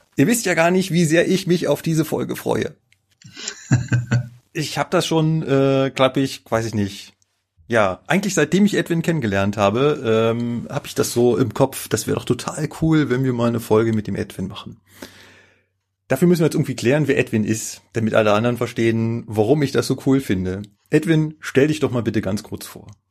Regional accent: Germany; Ich als äh, Deutsche

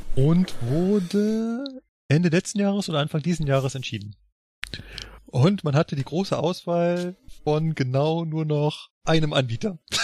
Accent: Berlin, Germany; now in Munich, Germany; meinem Heimatland, Berlin

